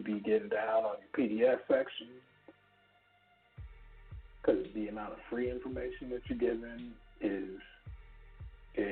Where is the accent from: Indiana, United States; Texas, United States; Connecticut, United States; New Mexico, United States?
Texas, United States; I'm from Texas